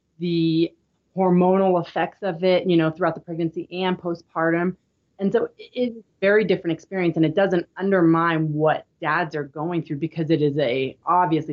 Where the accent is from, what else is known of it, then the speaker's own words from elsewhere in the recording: Midwest, United States; now in Utah, United States; I grew up in the Midwest